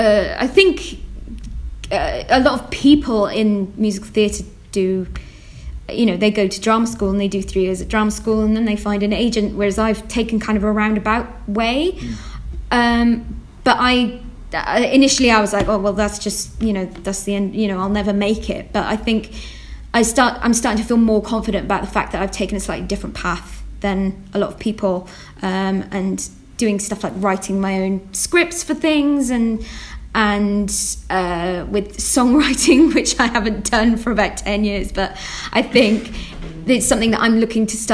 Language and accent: English; Wales, United Kingdom; I'm Welsh